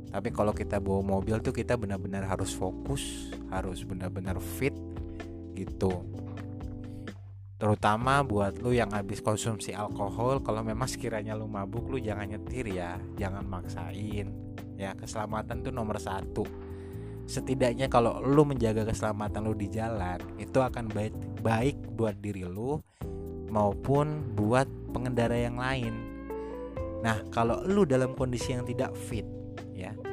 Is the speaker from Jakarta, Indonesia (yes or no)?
yes; Jakarta, Indonesia; karena gue lahir besar di Jakarta tapi gue punya darah Jawa juga jadi gue biasa dipanggil mas dan gue juga punya darah Sunda juga